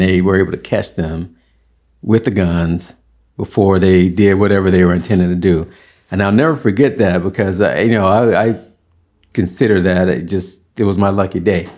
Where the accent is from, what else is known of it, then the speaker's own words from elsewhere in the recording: Birmingham, Alabama, United States; moved away as an adult; now in San Francisco, United States; all of my schooling, school years, elementary through college, was in Alabama